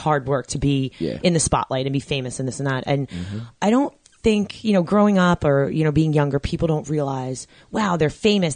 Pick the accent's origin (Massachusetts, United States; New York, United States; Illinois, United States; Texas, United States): New York, United States; I grew up in New York